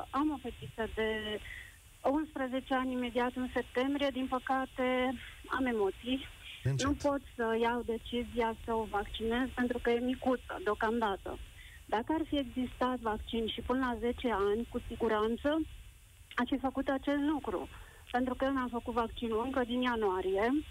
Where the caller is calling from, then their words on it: Brașov, Brașov County, Romania; la școala fetiței mele nu a fost niciun caz confirmat, vă sunt din Brașov.